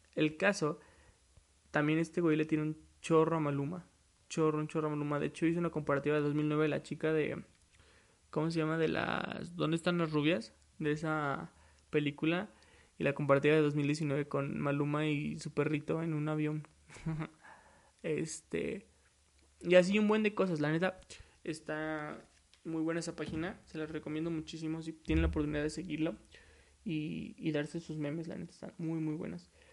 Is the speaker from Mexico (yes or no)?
yes; Mexico; soy de México, orgullosamente mexicano.